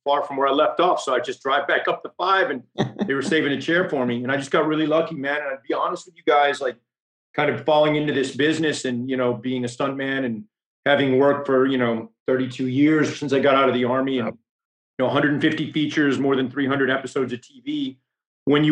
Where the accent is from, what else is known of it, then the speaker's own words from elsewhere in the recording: Stafford, Texas, United States; moved away; I'm from South Texas. I'm from Stafford